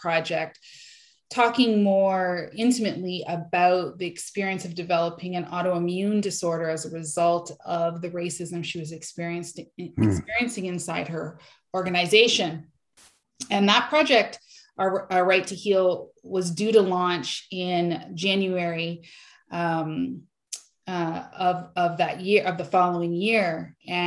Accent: Canada; Black Canadian women fundraisers in Canada

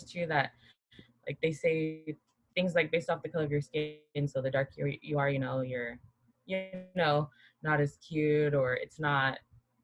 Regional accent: Guam; moved away; growing up in Guam, so we have to do the Pledge of Allegiance

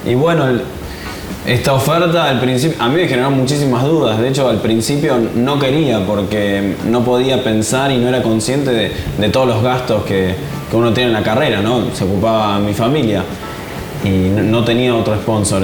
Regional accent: Buenos Aires, Argentina; also born or lived in New York; Crecí en Buenos Aires

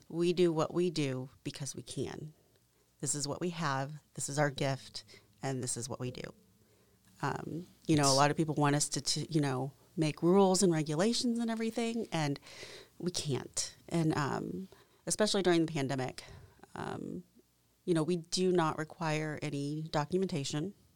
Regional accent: Franklin, Indiana, United States; also born or lived in South Korea; growing up in Franklin

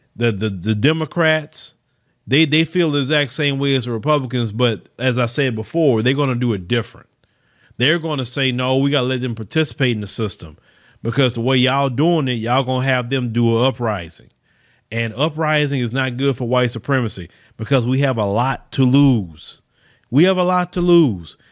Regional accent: Port Arthur, Texas, United States; from my hometown. I saw it. Port Arthur, Texas

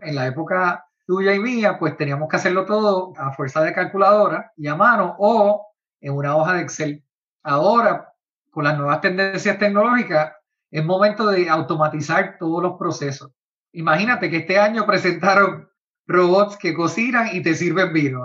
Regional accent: Puerto Rico; en Puerto Rico, de donde yo soy

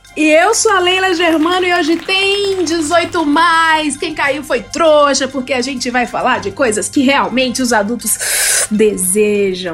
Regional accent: Ceará, Brazil; now in São Paulo, Brazil; eu sou do Ceará

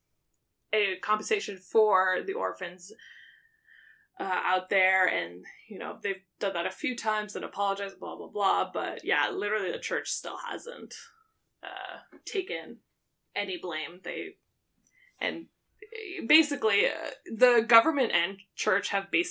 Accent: Quebec, Canada; moved away; I grew up in Quebec

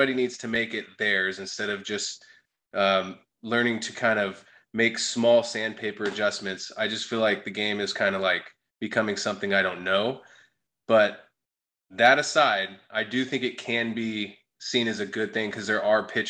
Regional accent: Sacramento, California, United States; now in Phoenix, United States; I'm from Sacramento

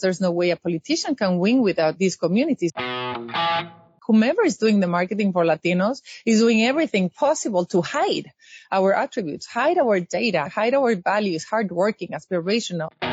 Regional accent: Mexico; moved away as an adult; also born or lived in Europe; now in United States; I lived my entire life as a happy Mexican

